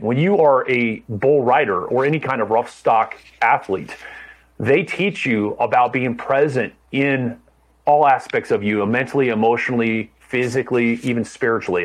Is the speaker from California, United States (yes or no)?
yes; Orange County, Southern California, United States; also born or lived in San Diego; I grew up in Orange County